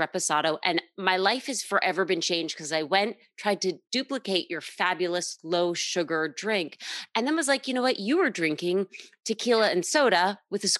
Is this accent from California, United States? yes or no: no; New York, United States; as a New Yorker